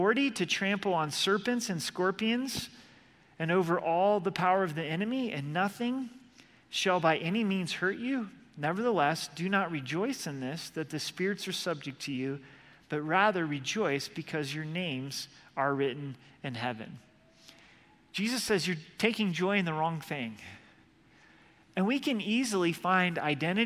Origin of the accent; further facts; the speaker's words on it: Oregon, United States; moved away; I'm from Oregon